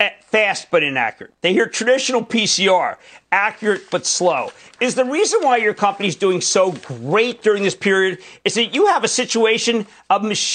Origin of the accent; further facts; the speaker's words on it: New Jersey, United States; We're going to Byron in my home state of New Jersey.